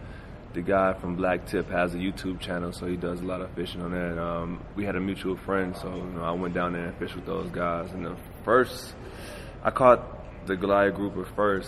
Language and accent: English; Michigan, United States; now in Denver, United States; I grew up fishing in Michigan